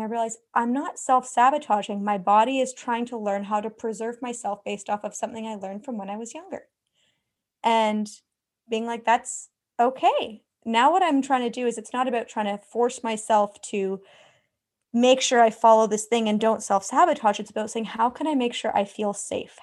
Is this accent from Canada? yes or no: yes; Canada; I'm from Canada, so literally the other side of the world